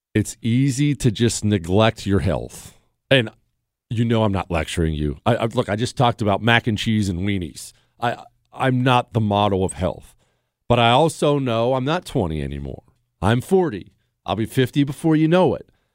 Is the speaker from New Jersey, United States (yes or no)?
no; Montana, United States; now in Texas, United States; I grew up in Montana.